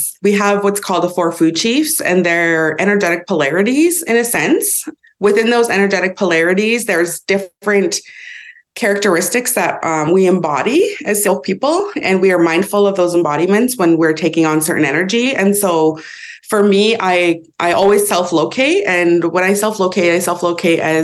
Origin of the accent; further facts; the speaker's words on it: Vernon, British Columbia, Canada; I live and was raised in Inkamapalux, which is the head of the Okanagan Lake, which is also known colonially as Vernon